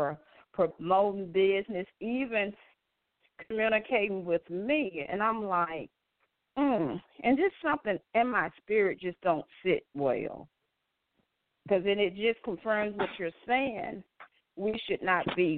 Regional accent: Atlanta, Georgia, United States; now in Stone Mountain, United States; I'm from Atlanta. I actually live in Stone Mountain

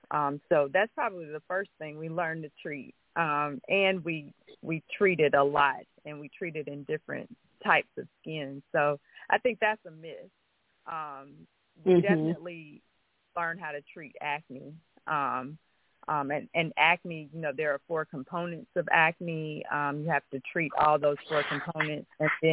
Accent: Montgomery, Alabama, United States; Yeah, so I grew up in Montgomery. I'm a native of Montgomery, and I received my bachelor's degree in biology medical studies at the University of Alabama

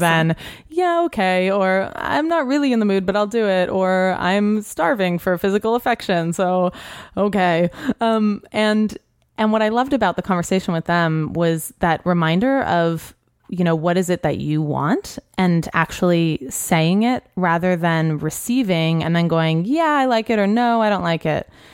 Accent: New Orleans, Louisiana, United States; moved away; also born or lived in New York; I grew up in New Orleans.

